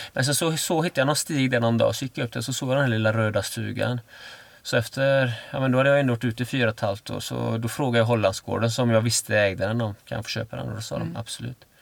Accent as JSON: {"language": "Swedish", "town": "Öckerö", "region": "Västra Götaland", "country": "Sweden", "tie": "born or raised there", "moved": "yes", "said": "där jag är född, eh, på Öckerö, mm. liksom, det är liksom fiskare och sådär."}